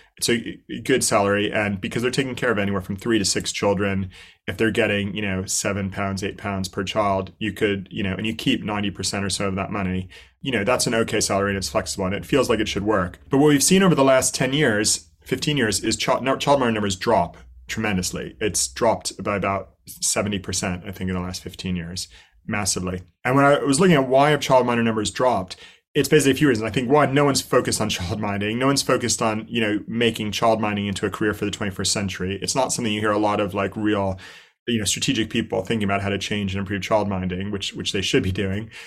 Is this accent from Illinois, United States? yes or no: no; New Jersey, United States; moved away as an adult; also born or lived in New York / Indonesia; now in London, United Kingdom; I grew up in New Jersey